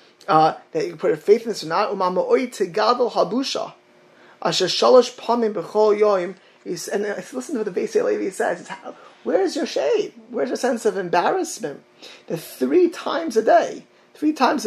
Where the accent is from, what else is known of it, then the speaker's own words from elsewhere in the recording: Miami Beach, Florida, United States; my hometown of Miami Beach